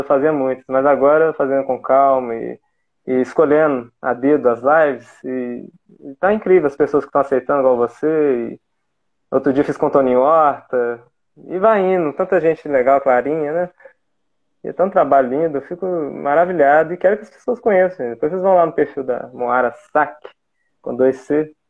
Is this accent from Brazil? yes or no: yes; Coroa, Bahia, Brazil; eu cresci ali em Coroa.